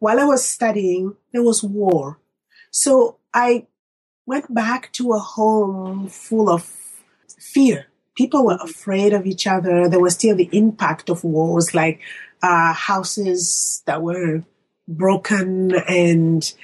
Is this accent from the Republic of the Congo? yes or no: yes; Republic of the Congo; moved away as an adult; now in United States; I'm from Congo Brazzaville.